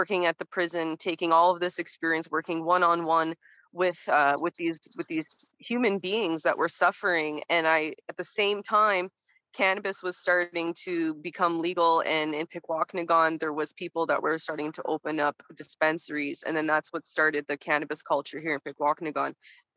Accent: Toronto, Ontario, Canada; I grew up in Toronto.

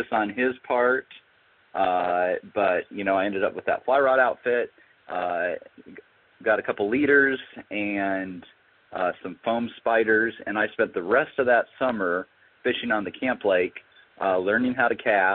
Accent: Lansing, Michigan, United States; I grew up in Lower Michigan, so around the Lansing area

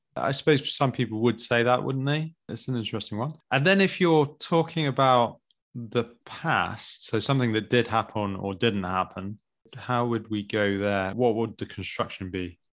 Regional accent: United Kingdom; as British people, or English, particularly British

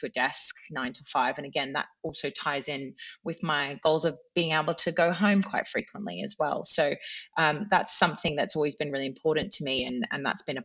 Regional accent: Australia; moved away as an adult; now in United Kingdom; I am from Australia and it is a long way away

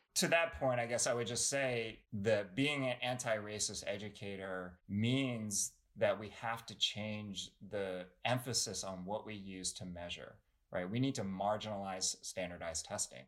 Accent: United States; I'm not Chinese American, I'm Korean American

